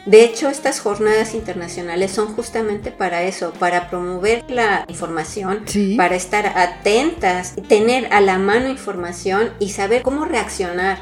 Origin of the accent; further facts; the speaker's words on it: Mexico; now in France; como mexicanos